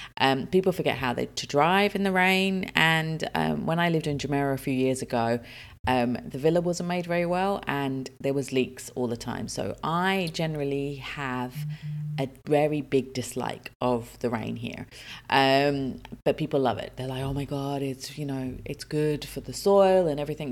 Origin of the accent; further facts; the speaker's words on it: United Kingdom; also born or lived in Dubai, United Arab Emirates; now in United Arab Emirates; I'm British